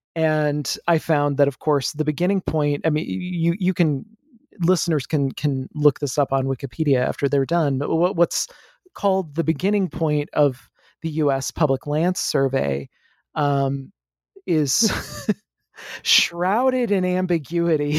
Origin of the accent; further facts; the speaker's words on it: Midwest, United States; also born or lived in the South; I grew up in the Midwest. Uh, I, I lived here for most of my life, uh, except for about five years in the South